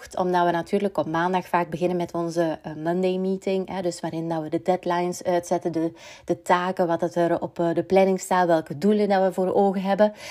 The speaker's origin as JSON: {"language": "Dutch", "country": "Belgium", "said": "we als Belg"}